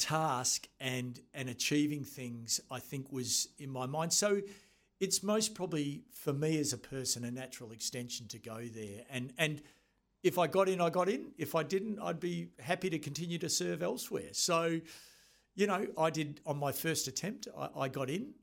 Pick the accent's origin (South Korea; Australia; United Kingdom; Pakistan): Australia; attended, uh, New Zealand Officer School as an Australian